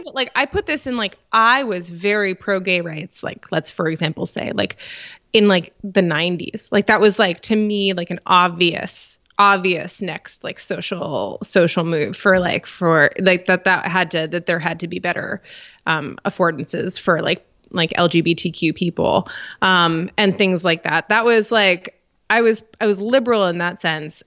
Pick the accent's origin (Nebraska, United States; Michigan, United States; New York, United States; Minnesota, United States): New York, United States; Rochester; I'm from Rochester, New York